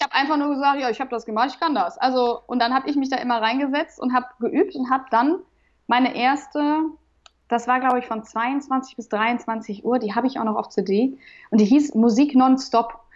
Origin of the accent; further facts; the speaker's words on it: Remscheid, North Rhine-Westphalia, Germany; Ich bin in Remscheid zur Schule gegangen